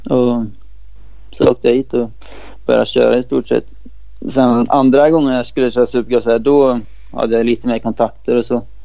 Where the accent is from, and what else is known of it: Sweden; moved away